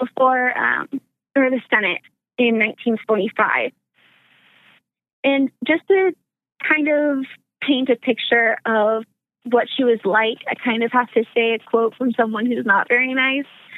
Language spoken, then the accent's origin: English; Arkansas, United States; moved away; I'm originally from the South, Arkansas specifically.